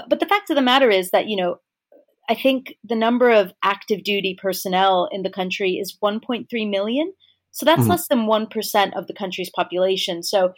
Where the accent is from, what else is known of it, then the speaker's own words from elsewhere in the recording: United States; as an American who grew up nowhere near army bases